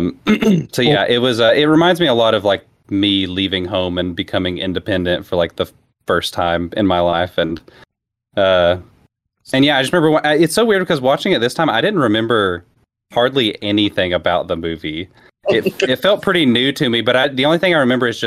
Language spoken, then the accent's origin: English; Cleveland, Tennessee, United States; moved away as an adult; also born or lived in Johnson City, Tennessee; I moved from Cleveland, Tennessee to Johnson City, Tennessee.